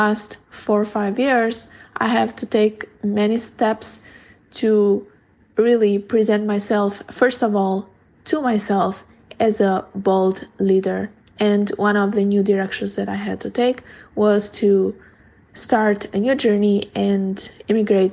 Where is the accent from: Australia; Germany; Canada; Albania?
Albania; moved away as an adult; now in Seattle, United States; I am originally from Albania